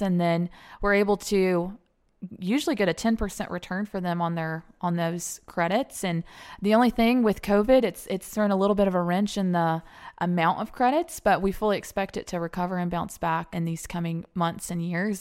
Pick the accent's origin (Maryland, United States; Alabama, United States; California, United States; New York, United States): Alabama, United States; moved away as an adult; also born or lived in Atlanta / Cobb County; Born and raised in Alabama, graduate of Alabama